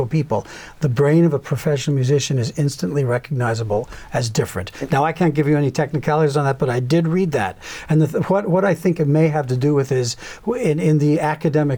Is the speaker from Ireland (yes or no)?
no; Canada; I was raised in Canada.